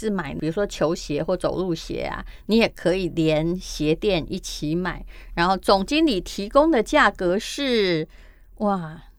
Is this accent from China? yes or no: no; Yilan County, Taiwan; 因为我们是宜兰人的缘故